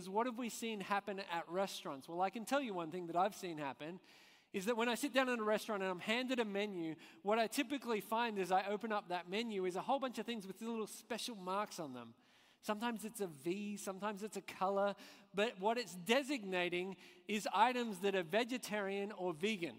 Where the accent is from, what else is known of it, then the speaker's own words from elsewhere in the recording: Australia; moved away as an adult; also born or lived in Scotland; I'm Australian but I spent the last few years in Scotland